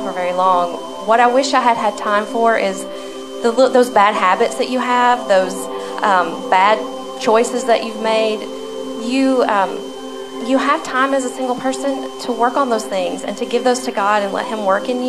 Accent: Alabama, United States; I'm from Alabama

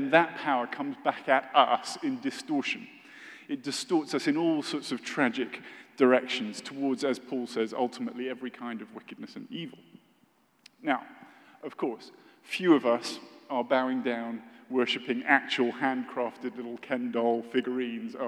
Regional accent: United Kingdom; I'm British

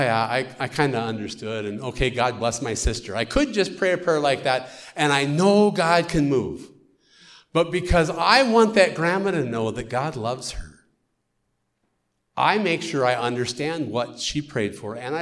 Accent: United States; accent: American; now in Ukraine; my American accent

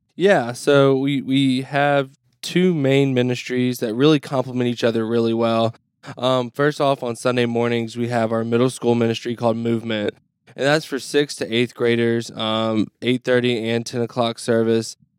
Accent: Mississippi, United States; moved away as an adult; now in Neenah, United States; I'm from Mississippi

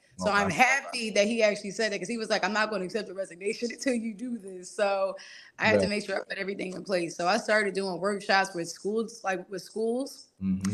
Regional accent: Philadelphia, Pennsylvania, United States; I grew up with a single dad. I'm from Philly

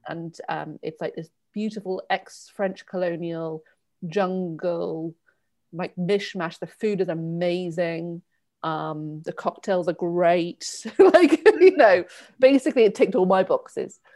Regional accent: Torquay, South West England, United Kingdom; moved away as an adult; also born or lived in India / Bristol / Henley / London; I grew up in Torquay

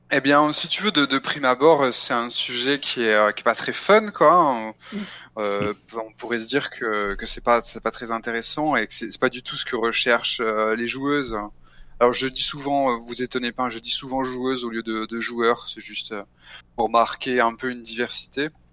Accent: France; je suis français

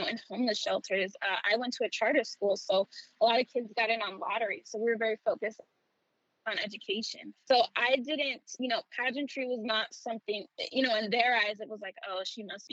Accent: New York City, New York, United States; I was born and raised in the Bronx. I was there from when I was born until I was 17

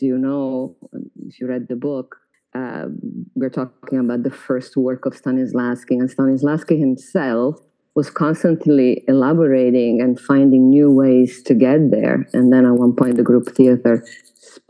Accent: Florence, Tuscany, Italy; English is a second language; moved away; I grew up in Florence.

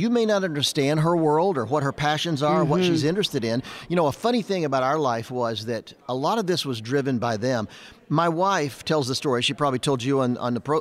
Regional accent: Charlotte, North Carolina, United States; I grew up in the South in Charlotte, North Carolina

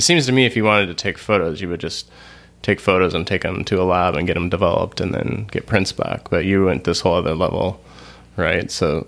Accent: Montana, United States; I was born in Montana, and I lived in Montana a lot, so identify the whole state is where I'm from.

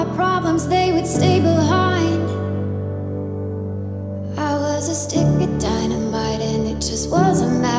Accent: Zanesville, Ohio, United States; I'm from Zanesville, Ohio.

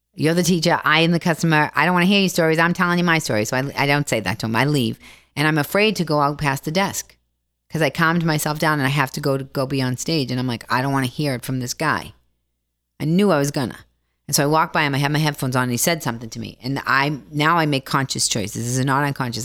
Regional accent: Boston, Massachusetts, United States; I'm from Boston

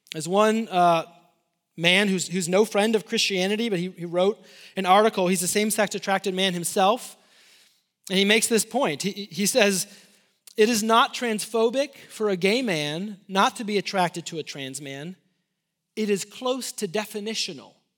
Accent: Illinois, United States; moved away; also born or lived in Lubbock, Texas; I'm from Illinois

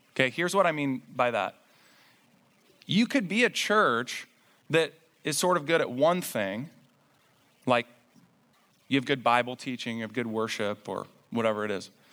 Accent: Indiana, United States; I grew up in Indiana

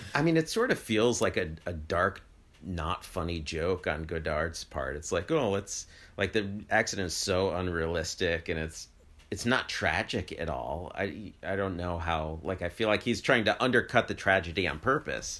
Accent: United States; as an American

